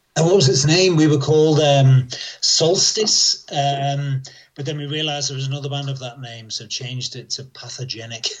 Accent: across the River Mersey from Liverpool, North West England, United Kingdom; I grew up around Liverpool, um, just across the River Mersey from Liverpool.

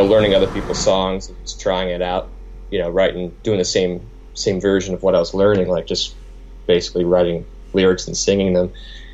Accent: Chillicothe, Ohio, United States; This is in Ohio, so I grew up in Ohio.

